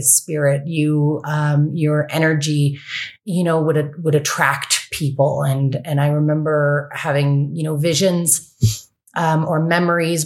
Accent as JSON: {"language": "English", "country": "Canada", "also_born_or_lived": "Ontario / West Coast, Canada", "said": "I'm from Canada and was living in Ontario"}